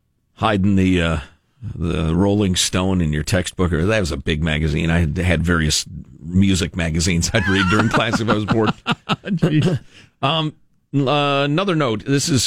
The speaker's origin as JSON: {"language": "English", "town": "Chicago", "region": "Illinois", "country": "United States", "tie": "born or raised there", "also_born_or_lived": "Italy", "first_language": "Italian", "said": "a bit of a drawl, which is funny as a guy who grew up in Chicagoland. But then I thought about it. I was born in Italy, and for the first 2.5 years of my life, I spoke..."}